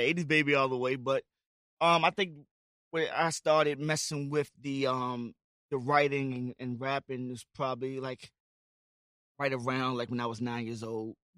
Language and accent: English; Amelia, Virginia, United States; I'm from Amelia, Virginia